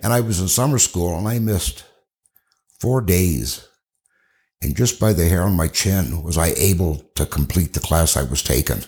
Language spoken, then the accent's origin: English; Cedar Rapids, Iowa, United States; I grew up in Cedar Rapids, Iowa.